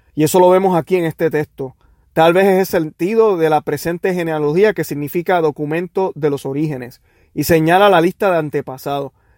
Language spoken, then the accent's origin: Spanish; Puerto Rico; como decimos los puertorriqueños